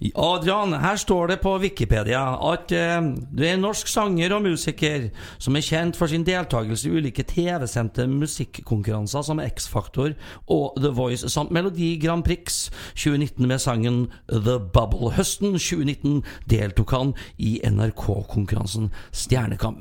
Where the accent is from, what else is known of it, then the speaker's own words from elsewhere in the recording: Sarpsborg, Østfold, Norway; moved away as an adult; now in Trøndelag, Norway; Født og oppvokst i Sarpsborg, 20 minutter fra Sverige og en drøy time fra Oslo